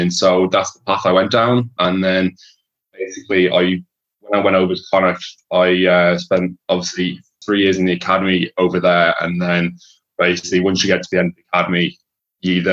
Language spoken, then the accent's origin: English; Whitchurch, West Midlands, United Kingdom; I'm from Whitchurch in Shropshire, so that'd be that'd be kind of I guess northwest Midlands. So yeah, I've been lived here since we were one, like since I was one. So been brought up over here